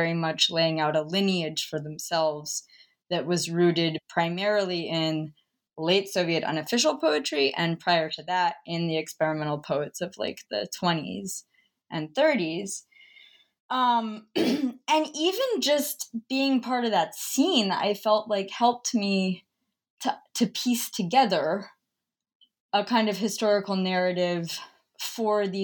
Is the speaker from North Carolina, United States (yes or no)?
yes; Chapel Hill, North Carolina, United States; I spent some time growing up in Chapel Hill.